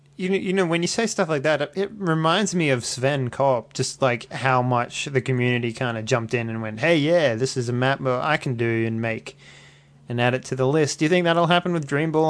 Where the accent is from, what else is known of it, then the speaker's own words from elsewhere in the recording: Australia; accent: Australian; my Australian accent